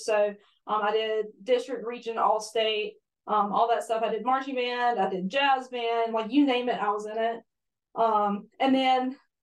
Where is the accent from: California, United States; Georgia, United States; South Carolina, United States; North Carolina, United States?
South Carolina, United States; Mount Croghan; now in Great Falls, United States; I grew up in Montcalgon, but I ended up going to Churchville High School, which is about 15 minutes down the road from Mount Croggan.